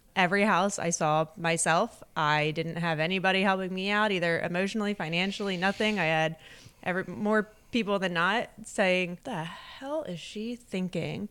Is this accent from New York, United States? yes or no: no; Delaware County, Pennsylvania, United States; also born or lived in Exton, Pennsylvania; I grew up in Delco